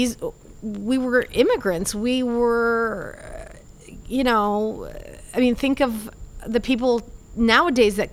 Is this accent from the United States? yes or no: yes; Tampa, Florida, United States; English is a second language; also born or lived in Cuba / Atlanta / Miami; I grew up in Tampa, and here I am in Miami getting my citizenship.